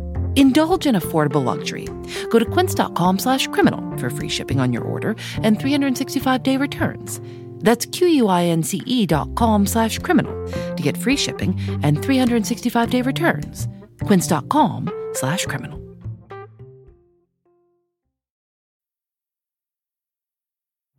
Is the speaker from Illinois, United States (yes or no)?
yes; Chicago, Illinois, United States; Well, I'm from Chicago.